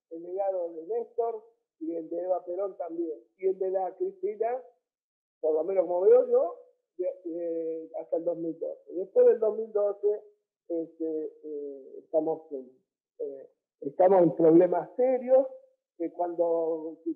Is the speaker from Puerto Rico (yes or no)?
no; Argentina; nosotros somos argentinos, ganamos el peso